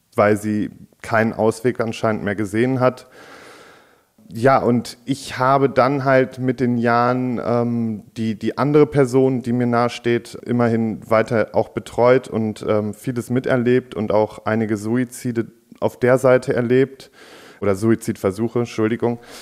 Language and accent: German; Warendorf, North Rhine-Westphalia, Germany; ich bin in Warndorf ja sogar direkt auf dem Landgestüt groß geworden